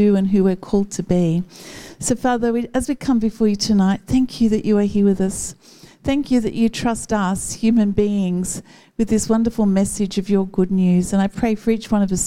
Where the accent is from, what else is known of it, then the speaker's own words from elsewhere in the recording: Newcastle, New South Wales, Australia; When I was a child, I grew up in Northlampton and my grandparents lived in Waratah